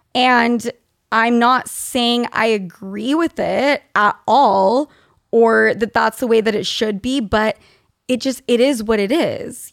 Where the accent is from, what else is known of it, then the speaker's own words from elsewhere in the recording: Utah, United States; When I grew up in Utah